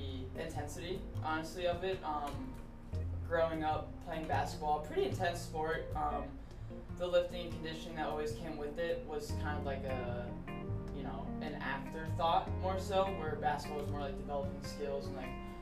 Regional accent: Canton, Ohio, United States; also born or lived in Dayton, Ohio / Saginaw, Michigan; I was born and raised here in the Canton, North Canton area.

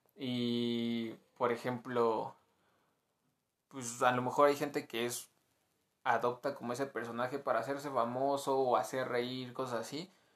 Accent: Mexico; como buen mexicano

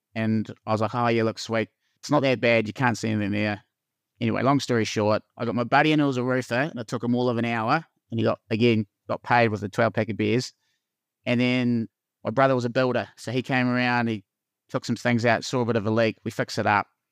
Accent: Invercargill, Southland, New Zealand; moved away as an adult; also born or lived in Christchurch; now in Wanaka, New Zealand; I'm born and bred in Vicargill

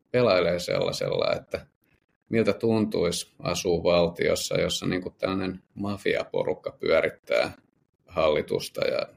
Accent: Södertälje, Stockholm County, Sweden; now in Finland; heinäkuun alussa, mutta et sitä enemmän muistan tosiaan kotikaupungissa Södertäljessä, niin siellä aika lyhyen ajan sisällä

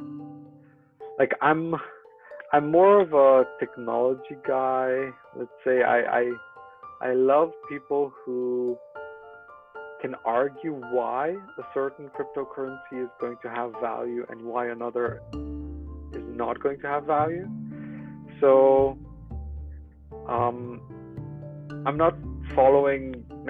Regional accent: Romania; moved away as an adult; also born or lived in Netherlands; now in Munich, Germany; I'm originally from Romania, in a small town.

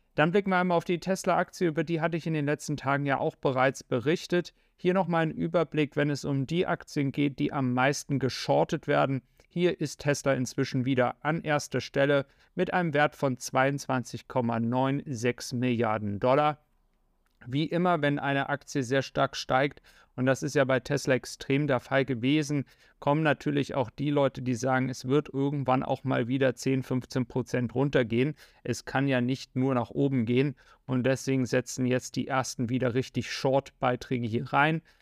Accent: Germany; als Deutsche

